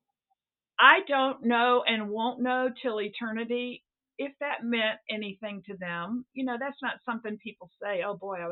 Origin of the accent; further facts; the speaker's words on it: the South, United States; moved away as an adult; also born or lived in Seattle; now in New England, United States; it's not the Bible Belt, where I grew up in the South